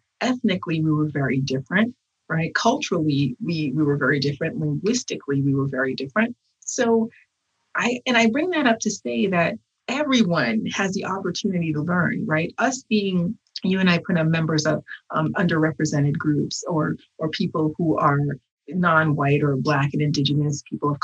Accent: United States; I was made in America with Haitian parts

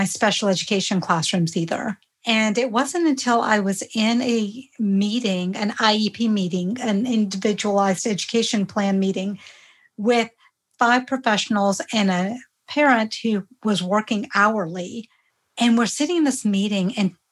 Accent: rural Georgia, United States; first language Hindi; English is a second language; I grew up in rural Georgia in the 70s.

